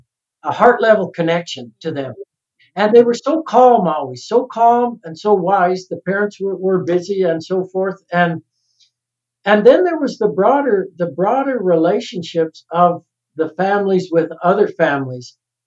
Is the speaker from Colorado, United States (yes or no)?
yes; Salida, Colorado, United States; I think when I grew up in Salida, this little town of Salida, it was still a community.